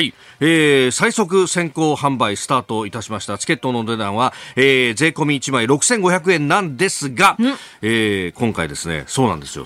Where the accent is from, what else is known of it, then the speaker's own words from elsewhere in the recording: Yokosuka, Kanagawa, Japan; also born or lived in Yokohama; 横須賀で育って大学が横浜でありました